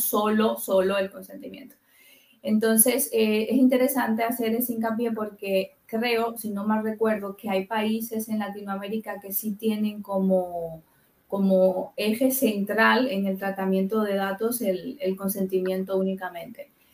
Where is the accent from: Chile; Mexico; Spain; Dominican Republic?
Dominican Republic; moved away; yo soy de República Dominicana de origen